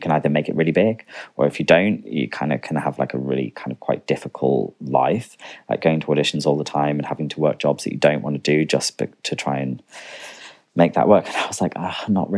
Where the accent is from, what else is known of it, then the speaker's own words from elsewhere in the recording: Chester, North West England, United Kingdom; moved away as an adult; now in London, United Kingdom; I grew up in just outside Chester, but went to school in Chester